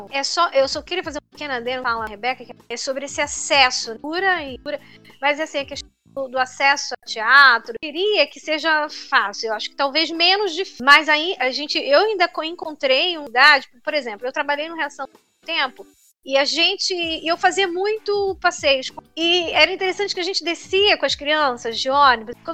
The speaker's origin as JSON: {"language": "Portuguese", "town": "São Luís", "region": "Maranhão", "country": "Brazil", "moved": "yes", "lives_now": "Rio de Janeiro, Brazil", "said": "vim de São Luís, do Nordeste"}